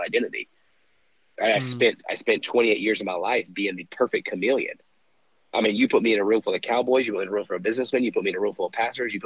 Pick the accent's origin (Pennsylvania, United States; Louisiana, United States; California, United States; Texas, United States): Texas, United States; Dallas; also born or lived in Kansas; I was born in Kansas. I lived there for about a week. I came back to Dallas area, Dallas Metroplex. That was kind of always home base for me